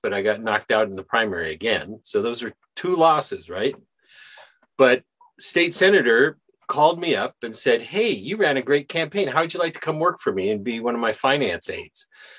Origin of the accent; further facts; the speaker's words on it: Anchorage, Alaska, United States; I was born in Anchorage